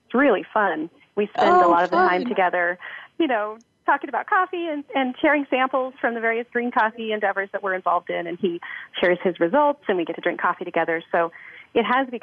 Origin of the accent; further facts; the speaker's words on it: Missouri, United States; also born or lived in Montana / Ethiopia; now in Portland, United States; I was born in Montana in Flathead Valley and then moved to Missouri and grew up there in the country in dairy farmland